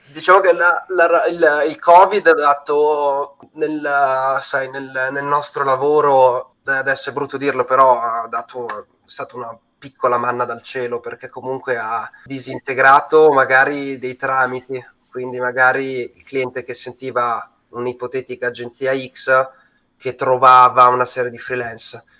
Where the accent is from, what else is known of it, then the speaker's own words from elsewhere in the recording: Bologna, Emilia-Romagna, Italy; moved away as an adult; now in Milan, Italy; vengo da Bologna, ma ormai sono a Milano da 13 anni